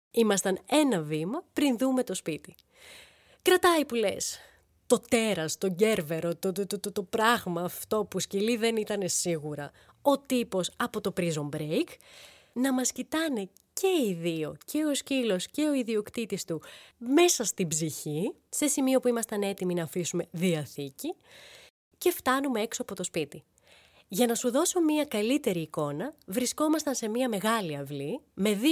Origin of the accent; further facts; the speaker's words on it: Thessaloniki, Central Macedonia, Greece; now in Athens, Greece; Είμαστε από τη Θεσσαλονίκη.